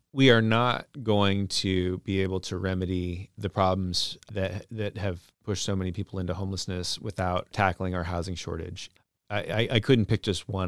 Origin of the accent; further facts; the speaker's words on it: Burien, Washington, United States; also born or lived in West Seattle; now in Seattle, United States; I grew up in Burien and used to live in Burien. I live in West Seattle now